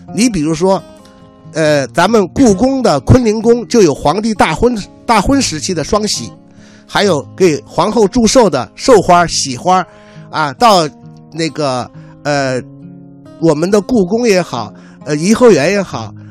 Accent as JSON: {"language": "Chinese", "country": "China", "said": "由于我们中国人是视死如视生"}